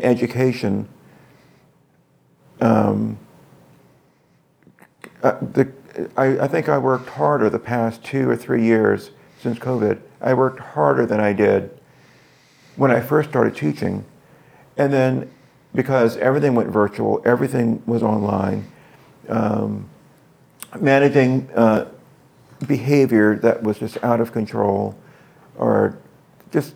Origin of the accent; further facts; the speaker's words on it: the South, United States; I'm from the South